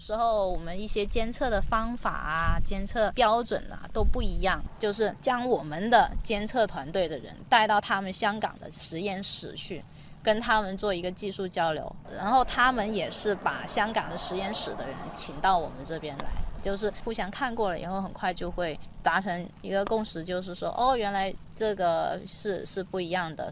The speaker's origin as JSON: {"language": "Chinese", "town": "Zhuhai", "region": "Guangdong", "country": "China", "tie": "born or raised there", "said": "在我们家乡珠海 建了港珠澳大桥。我刚好是珠海人"}